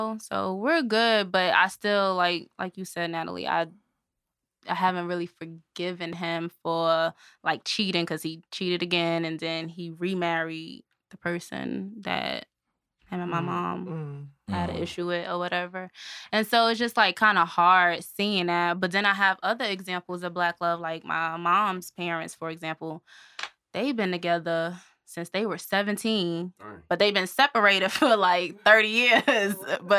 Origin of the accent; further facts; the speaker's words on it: New Jersey, United States; I'm originally from New Jersey, but they moved from New Jersey to Birmingham, and my parents still stayed together.